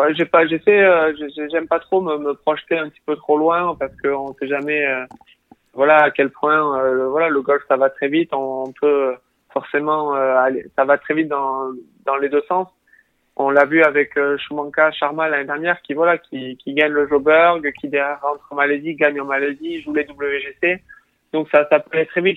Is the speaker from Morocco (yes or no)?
no; Tarbes, Occitania, France; also born or lived in United States; je suis rentré chez moi à Tarbes